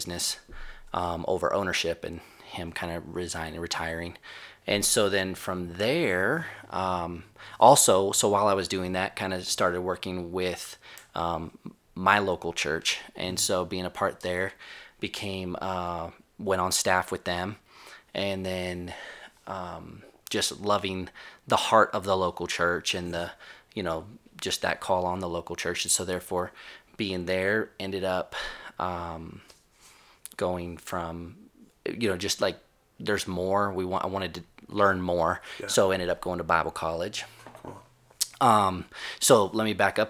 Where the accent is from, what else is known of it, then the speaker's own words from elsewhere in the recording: Florida, United States; I'm from Florida. Been in Florida for quite most of my life